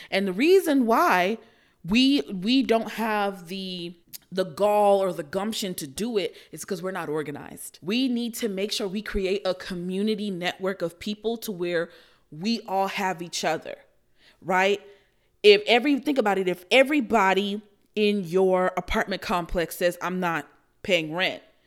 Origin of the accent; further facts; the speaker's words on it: United States; as American citizens